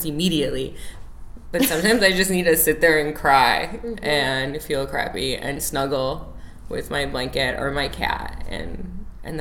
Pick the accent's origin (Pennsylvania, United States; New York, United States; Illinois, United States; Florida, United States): Illinois, United States; Chicago; also born or lived in Oak Lawn, Illinois; Chicago native. Chicago is a big piece of who I am. I was born and raised in Chicago